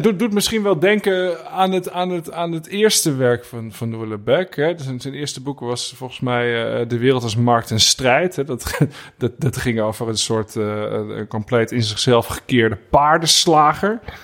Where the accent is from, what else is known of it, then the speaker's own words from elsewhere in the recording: Burgundy, Bourgogne-Franche-Comté, France; moved away; in het dorpje waar ik ben geboren